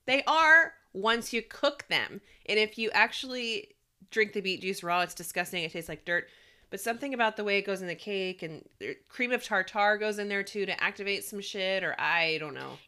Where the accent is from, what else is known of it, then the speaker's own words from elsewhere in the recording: the South, United States; I am born and raised in the South